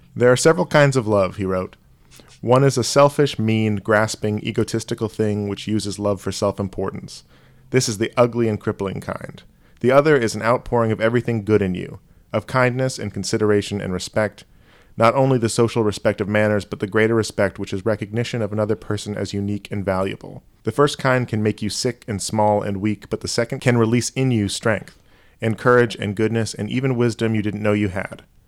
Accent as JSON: {"language": "English", "region": "New York", "country": "United States", "said": "I'm the New Yorker here"}